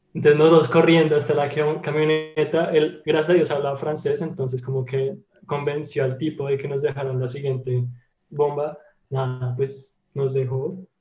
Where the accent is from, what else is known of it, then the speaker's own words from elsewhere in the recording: Colombia; now in Germany; yo soy de Colombia